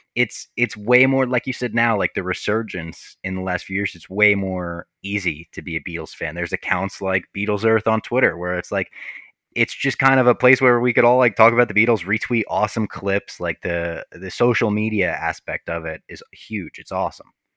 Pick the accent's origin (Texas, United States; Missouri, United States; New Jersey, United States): New Jersey, United States; Little Ferry; I grew up in Little Ferry, New Jersey